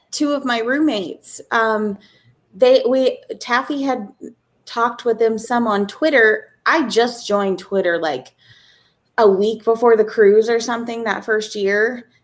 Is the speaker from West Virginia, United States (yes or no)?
yes; West Virginia, United States; now in Arizona, United States; I live in Arizona. I'm originally from West Virginia